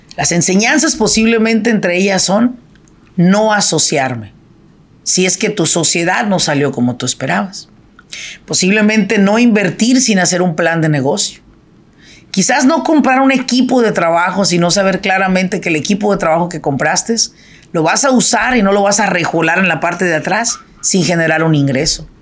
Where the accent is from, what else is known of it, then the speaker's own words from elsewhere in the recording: Michoacán, Mexico; now in Irvine, United States; yo soy de Michoacán